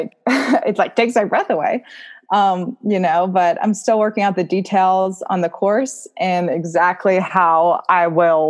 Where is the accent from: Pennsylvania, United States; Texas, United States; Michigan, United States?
Pennsylvania, United States; Butler; Butler, which, as I said, is my hometown